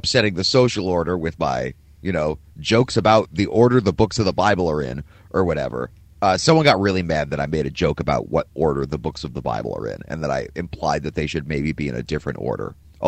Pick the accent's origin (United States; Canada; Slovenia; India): United States; Cleveland, Ohio; now in Philadelphia, United States; the shitty teams I grew up watching in Cleveland